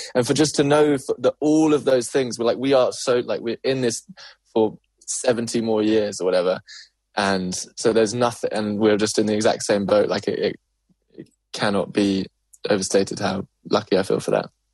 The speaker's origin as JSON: {"language": "English", "region": "London", "country": "United Kingdom", "tie": "born or raised there", "said": "growing up in South London"}